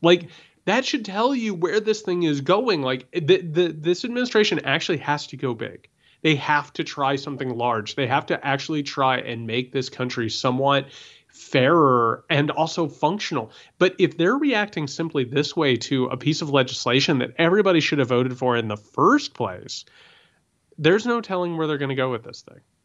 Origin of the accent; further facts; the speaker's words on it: Indiana, United States; I grew up in Indiana